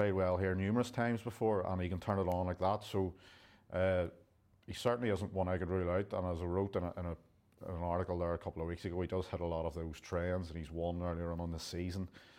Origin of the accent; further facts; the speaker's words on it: Ireland; even though as an Irishman.